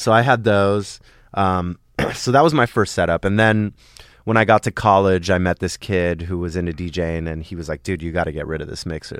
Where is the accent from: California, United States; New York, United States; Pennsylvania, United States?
California, United States; Los Angeles; also born or lived in Sherman Oaks / Encino; I grew up in the Valley